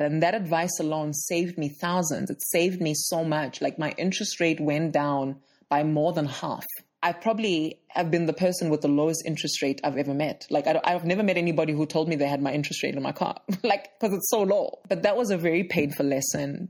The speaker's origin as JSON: {"language": "English", "town": "Johannesburg", "region": "Gauteng", "country": "South Africa", "said": "I'm from Johannesburg, South Africa"}